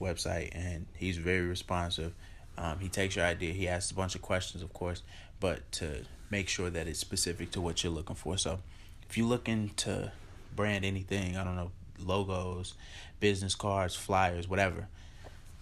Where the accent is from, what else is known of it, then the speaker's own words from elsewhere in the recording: Chicago, Illinois, United States; I'm from Chicago